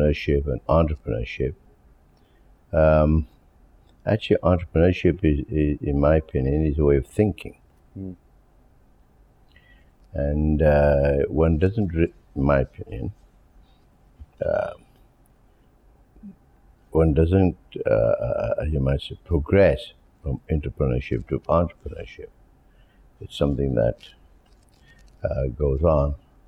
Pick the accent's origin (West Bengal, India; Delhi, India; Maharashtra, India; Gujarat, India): Maharashtra, India; Mumbai; moved away; I was born in Bombay